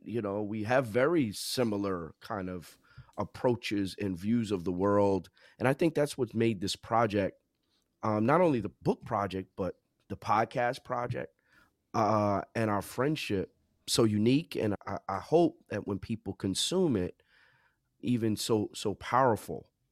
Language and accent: English; New Jersey, United States; also born or lived in South Orange, New Jersey / Princeton Junction, New Jersey; I'm from Jersey, born and raised